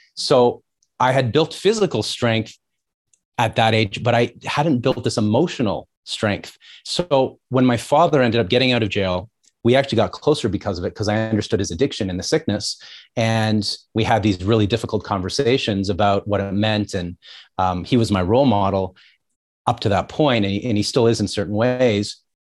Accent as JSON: {"language": "English", "area": "just outside of Toronto", "region": "Ontario", "country": "Canada", "tie": "born or raised there", "also_born_or_lived": "New York, United States", "said": "I grew up just outside of Toronto."}